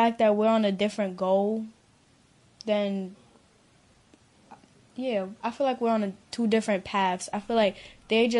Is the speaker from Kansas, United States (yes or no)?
no; New York City, New York, United States; I'm 16 years old. I'm from Bed-Stuy